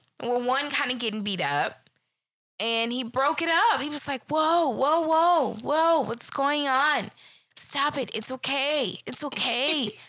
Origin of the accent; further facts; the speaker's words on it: Shreveport, Louisiana, United States; Being from Shreveport